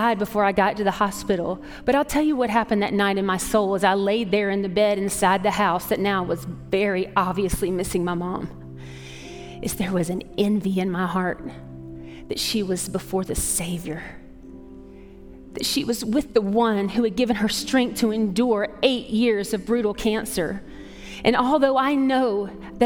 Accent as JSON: {"language": "English", "town": "Atlanta", "region": "Georgia", "country": "United States", "tie": "born or raised there", "moved": "yes", "said": "I grew up in Atlanta"}